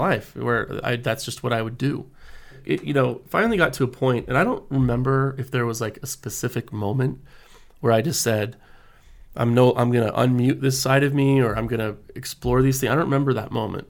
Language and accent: English; American Fork, Utah, United States; also born or lived in Houston, Texas; I grew up in American Fork, Utah